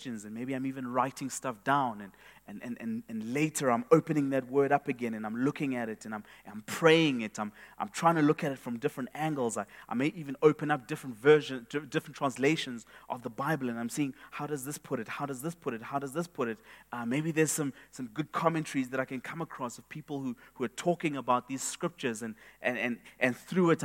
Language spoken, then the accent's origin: English; Eastern Cape, South Africa; I grew up in the Eastern Cape, and I would observe my grandfather's cows